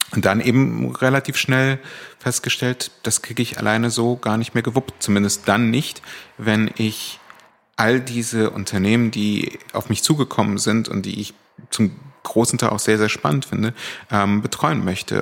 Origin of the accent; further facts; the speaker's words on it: Berlin, Germany; also born or lived in Cologne / Hamburg; Ich bin schon mit vier nach Berlin gezogen, und zwar nach Charlottenburg.